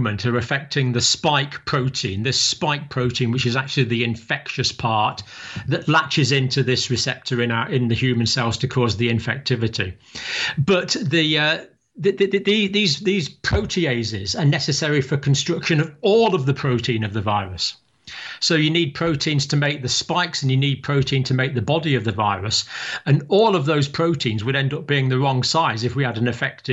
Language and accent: English; Scotland, United Kingdom; now in England; I'm living in England. I was born in Scotland, but I have proud Irish ancestry on several sides of my family.